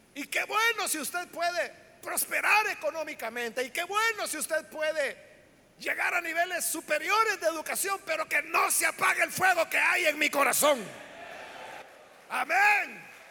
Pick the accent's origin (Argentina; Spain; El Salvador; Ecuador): El Salvador; la iglesia evangélica en nuestro país, le estoy hablando del Salvador